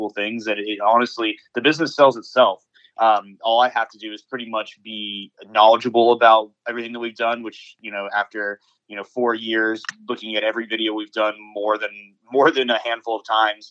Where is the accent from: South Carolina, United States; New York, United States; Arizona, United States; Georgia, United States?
Georgia, United States; Atlanta; I'm actually an Atlanta native. I was born in Northside Hospital